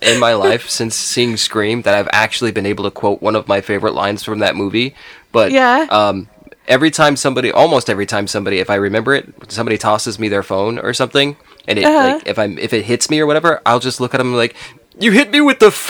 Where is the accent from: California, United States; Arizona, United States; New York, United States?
Arizona, United States; Phoenix; I was born and raised in Phoenix, Arizona, and I've never been anywhere else.